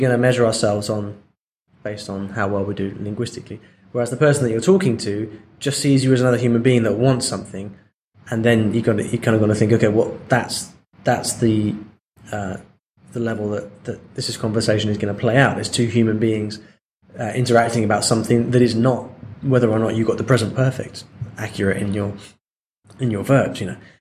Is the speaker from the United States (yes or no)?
no; England, United Kingdom; now in Spain; I'm I'm English